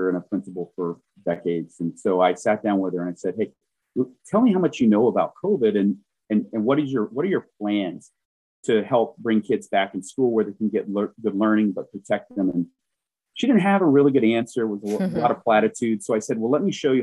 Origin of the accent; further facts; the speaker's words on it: Southwest Louisiana, United States; now in Oregon, Wisconsin, United States; I'm from Southwest Louisiana, really far south.